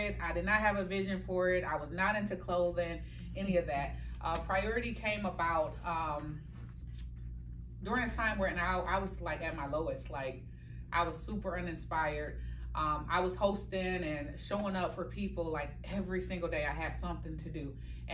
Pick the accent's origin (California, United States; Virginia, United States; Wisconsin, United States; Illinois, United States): Wisconsin, United States; Milwaukee; Milwaukee, Wisconsin, born and raised